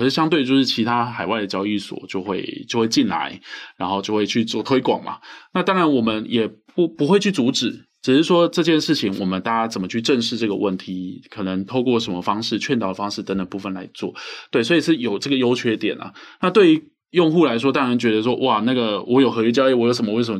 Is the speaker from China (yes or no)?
no; Taiwan; 那我们是台湾人嘛？